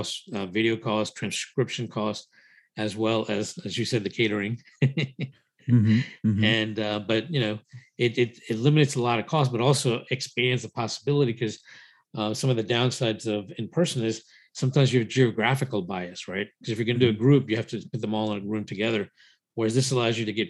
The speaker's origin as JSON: {"language": "English", "country": "United States", "tie": "born or raised there", "also_born_or_lived": "India", "said": "raised in the US since the age of 4"}